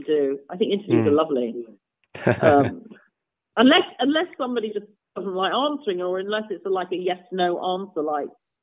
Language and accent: English; Nottingham, East Midlands, United Kingdom; moved away; also born or lived in New York City; I come from Nottingham. I had a really lovely piano teacher, a very good piano teacher in Nottingham, but I was not doing the Chopin etudes when I was 12 or 13